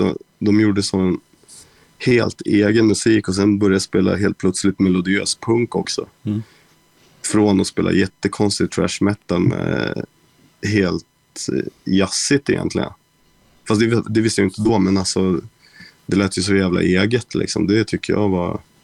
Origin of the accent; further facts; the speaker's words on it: Västerås, Västmanland, Sweden; Jag är från Västerås